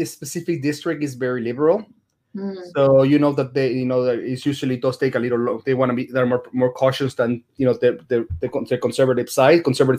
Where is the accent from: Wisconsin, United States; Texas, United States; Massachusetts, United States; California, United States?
Texas, United States; Dallas; I'm from Dallas.